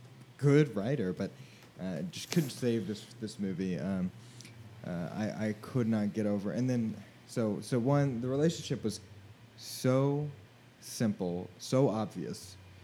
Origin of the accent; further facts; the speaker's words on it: Tornado Alley, United States; we grew up in Tornado Alley